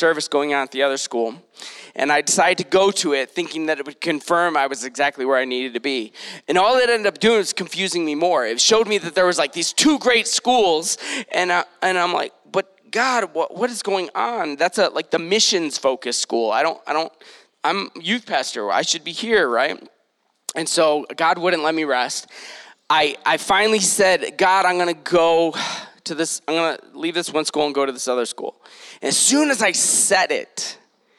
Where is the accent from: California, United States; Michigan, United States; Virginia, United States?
Michigan, United States; Detroit; also born or lived in San Diego; now in Utah, United States; I'm originally from Detroit